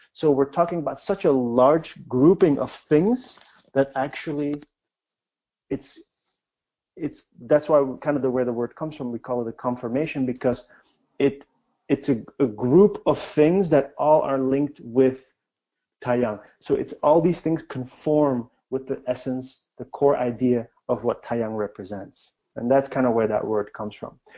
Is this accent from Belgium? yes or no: yes; Belgium; moved away as an adult; also born or lived in China; I'm from Belgium, and we grow up learning a lot of languages